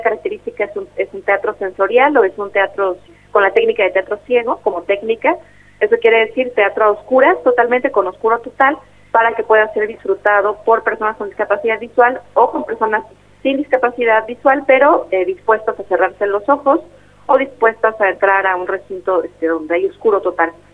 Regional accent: Oaxaca de Juárez, Oaxaca, Mexico; soy ah, originaria de Oaxaca, de Oaxaca de Juárez

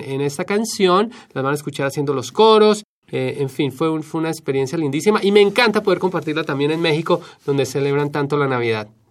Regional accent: Bogotá, Colombia; now in Washington, D.C., United States; de Colombia nos fuimos al distrito de Columbia

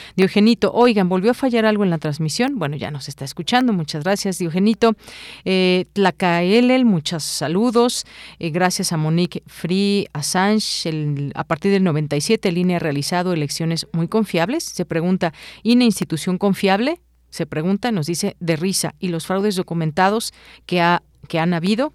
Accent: Mexico; como mexicanos

